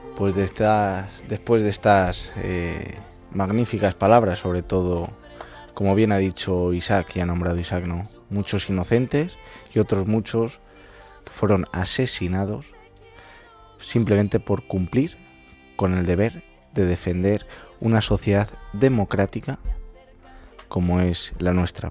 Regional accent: El Arenal, Castile and León, Spain; moved away as an adult; now in Madrid, Spain; el Arenal, mi pueblo

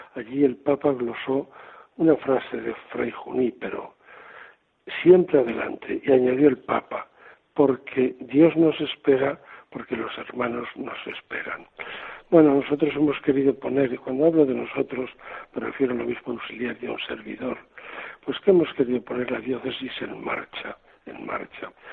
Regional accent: Sigüenza, Castilla-La Mancha, Spain; moved away as an adult; also born or lived in Toledo / Córdoba; now in Seville, Spain; de mi ciudad natal, de Barbatona, en Sigüenza.

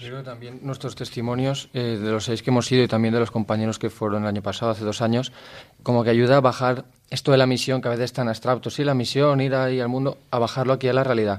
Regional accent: Gandia, Valencian Community, Spain; tengo 22 años, soy de Gandía

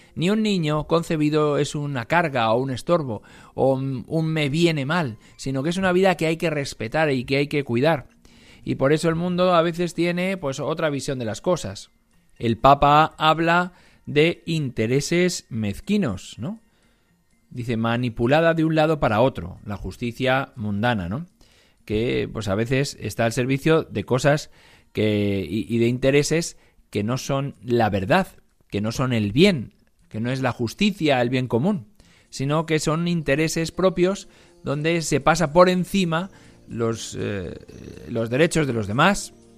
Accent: Algete, Community of Madrid, Spain; en mi pueblo, de donde yo soy, en Algete

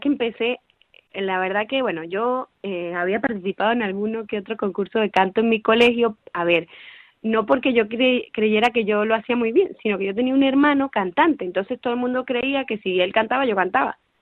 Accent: Venezuela; moved away as an adult; now in Madrid, Spain; soy venezolana y hace más o menos seis años que estoy fuera de mi país

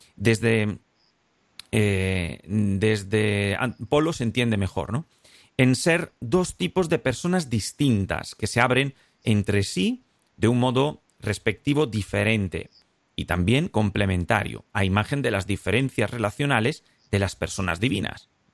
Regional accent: Spain

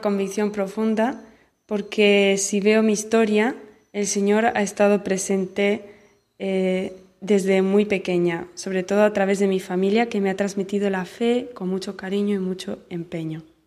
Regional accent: Barcelona, Catalonia, Spain; moved away as an adult; now in Central African Republic; soy de Barcelona

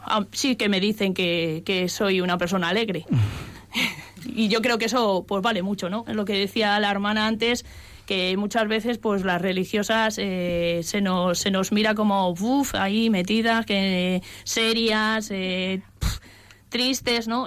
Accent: Cercedilla, Community of Madrid, Spain; me eduqué en un colegio religioso, las Escolapias, en mi pueblo, Cercedilla

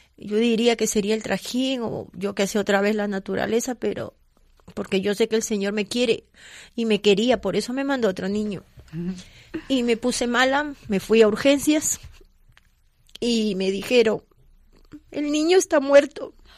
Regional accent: Peru; moved away; soy de Perú

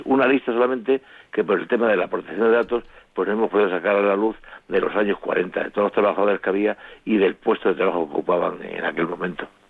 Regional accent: Extremadura, Spain; also born or lived in Vicálvaro, Madrid; now in Madrid, Spain; soy de origen extremeño, llego a Vicalo en los años 70 buscando trabajo

